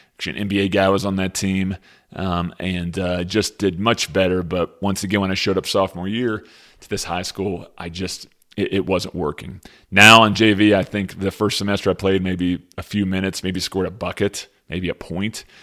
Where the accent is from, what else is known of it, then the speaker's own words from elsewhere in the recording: Lexington, Kentucky, United States; I grew up in Lexington, Kentucky